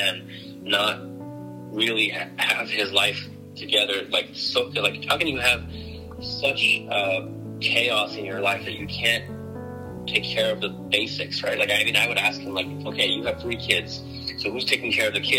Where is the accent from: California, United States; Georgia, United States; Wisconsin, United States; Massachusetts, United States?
California, United States; San Francisco Bay Area; also born or lived in Vernon Hills, Illinois; We're from the San Francisco Bay Area